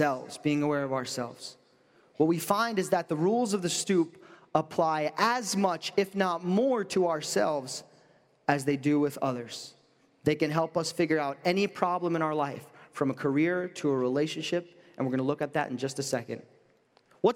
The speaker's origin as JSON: {"language": "English", "region": "New York", "country": "United States", "said": "I'm from New York"}